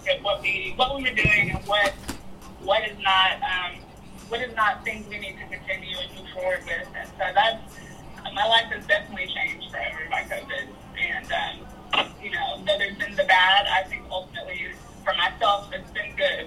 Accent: Nashville, Tennessee, United States; I'm from Sorry, Nashville.

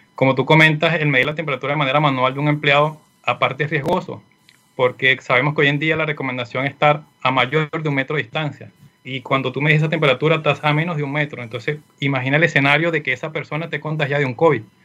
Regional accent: Venezuela; moved away as an adult; now in Chile; soy de Venezuela, Actualmente me encuentro acá en Chile, tengo un poco más de un año

